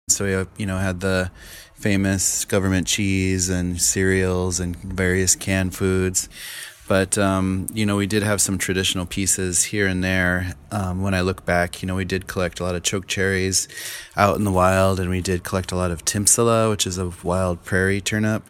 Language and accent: English; Pine Ridge Reservation, South Dakota, United States; I grew up on Pine Ridge Reservation, which is in South Central South Dakota